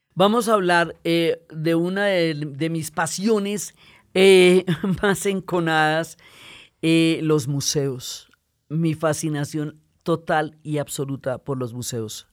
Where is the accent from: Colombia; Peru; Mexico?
Colombia; also born or lived in Chicago, United States; yo me crié en Chicago, chiquita, y luego regresamos a Colombia